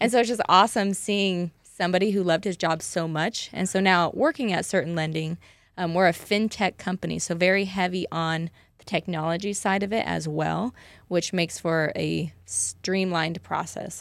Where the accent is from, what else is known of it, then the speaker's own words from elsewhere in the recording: Parma, Idaho, United States; I am also native to the Boise area. I'm actually from Parma, a little podunk town.